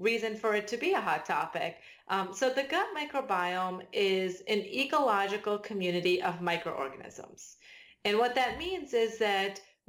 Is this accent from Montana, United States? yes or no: no; Delaware, United States; moved away as an adult; also born or lived in Massachusetts / Illinois / North Carolina; I grew up in Delaware